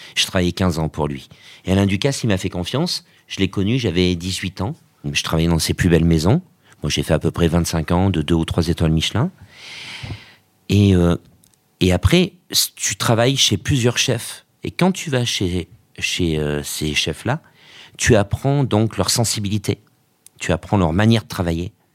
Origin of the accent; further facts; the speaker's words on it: Auvergne-Rhône-Alpes, France; je suis d'Auvergne